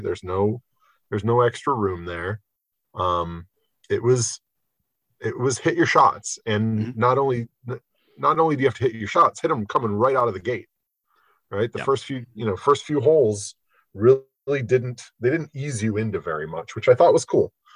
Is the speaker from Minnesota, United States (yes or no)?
no; Michigan, United States; I grew up in Michigan